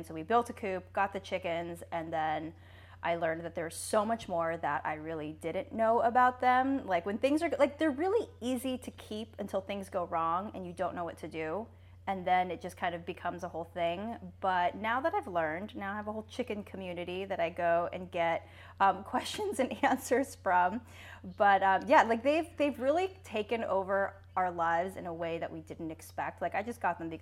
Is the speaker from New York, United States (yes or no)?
no; Dana Point, California, United States; moved away; I grew up in Orange County and like Dana Point area